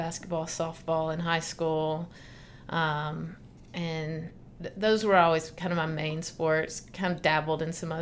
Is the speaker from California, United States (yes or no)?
no; Nashville, Tennessee, United States; also born or lived in Memphis, Tennessee; I grew up in Nashville, Tennessee